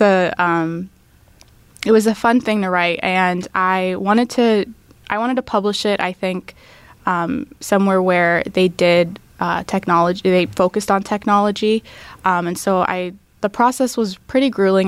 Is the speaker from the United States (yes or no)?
yes; Tampa, Florida, United States; first language English and Arabic; now in Tallahassee, United States; I grew up in Tampa, um, but my family's from the Middle East